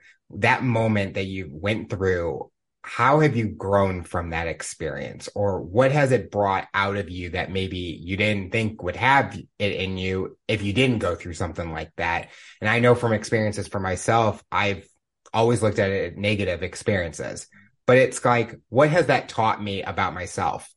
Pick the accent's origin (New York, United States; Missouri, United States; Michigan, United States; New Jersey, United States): Missouri, United States; St. Louis; I come from St. Louis and Blues was everything for me. My dad played hockey. I grew up as a season ticket holder.